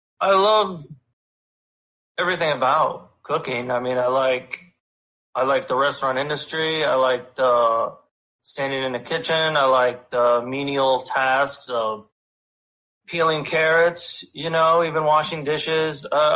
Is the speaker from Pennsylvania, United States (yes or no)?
yes; Pennsylvania, United States; Northeastern Pennsylvania.